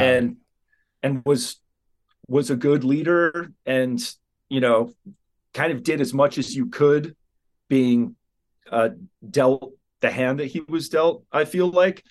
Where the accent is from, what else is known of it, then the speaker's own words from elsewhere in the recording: Southern California, United States; growing up in Southern California